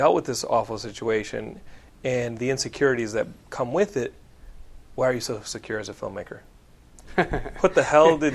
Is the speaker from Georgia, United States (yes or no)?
no; Texas, United States; I'm from Texas.